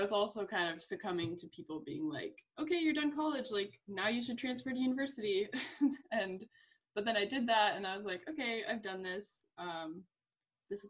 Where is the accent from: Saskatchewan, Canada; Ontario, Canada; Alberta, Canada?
Ontario, Canada; I'm from Ontario, so it's like a 7-hour drive away.